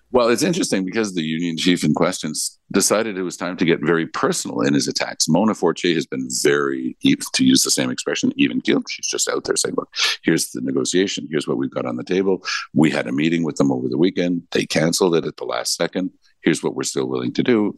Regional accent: Ontario, Canada; now in Quebec, Canada; I was born in Ontario

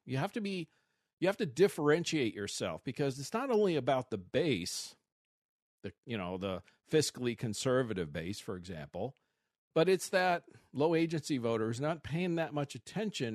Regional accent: Missouri, United States; now in Arizona, United States; I grew up in Missouri

